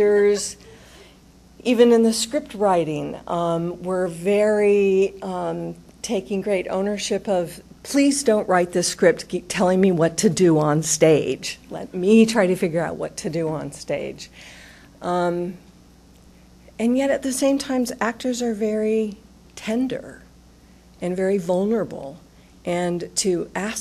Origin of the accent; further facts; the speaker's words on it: Utah, United States; now in Columbus, United States; I'm from Utah